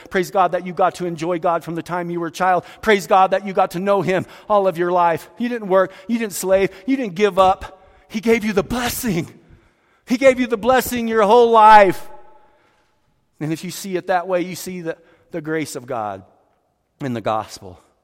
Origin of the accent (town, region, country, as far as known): Roswell, New Mexico, United States; born or raised there